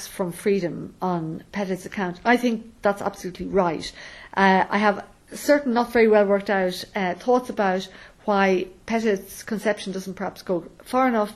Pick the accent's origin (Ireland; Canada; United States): Ireland; the freedoms I have as a woman growing up in Ireland